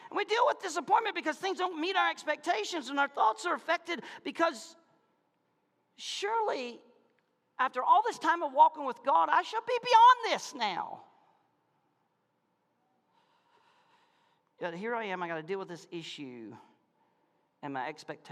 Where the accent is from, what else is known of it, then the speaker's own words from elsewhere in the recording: Malone, Florida, United States; I'm from Malone, Florida